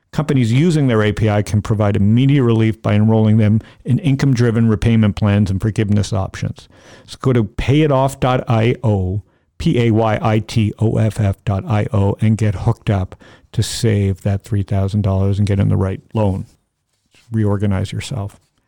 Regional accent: Georgia, United States; I'm from Georgia, so I just found out about it today.

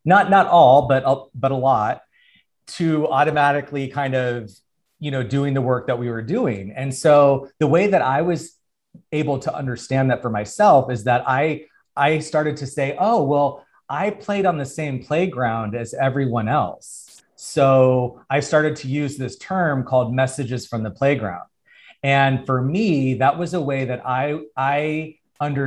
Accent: Tucson, Arizona, United States; now in Los Angeles, United States; I'm from Arizona, Tucson, Arizona

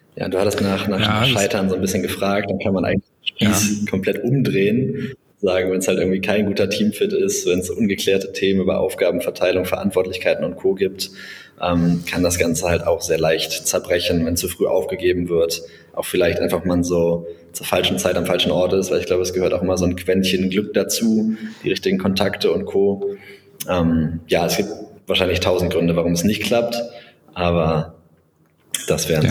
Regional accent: Bonn, North Rhine-Westphalia, Germany; also born or lived in Berlin; gebürtiger Bonner

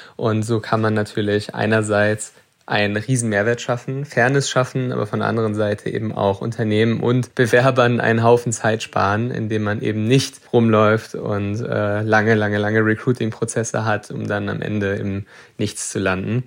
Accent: Germany; ich äh, bin mein ganzes Leben lang schon in Deutschland

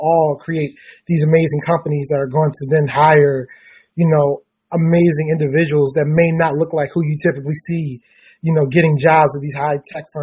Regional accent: Baltimore, Maryland, United States; I'm from Baltimore, is where I am now.

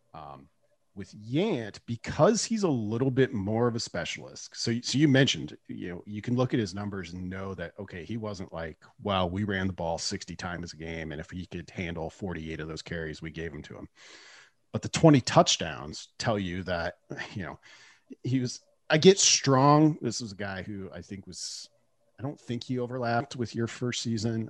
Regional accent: Nebraska, United States; I'm also from Nebraska

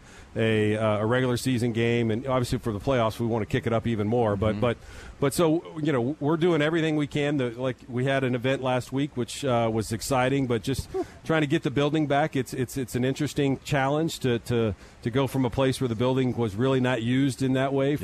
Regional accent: Texas, United States; I'm a Texan

